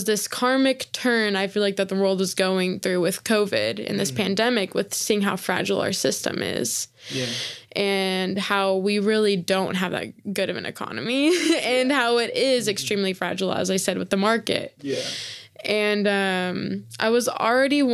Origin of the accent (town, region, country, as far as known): Oklahoma, United States; born or raised there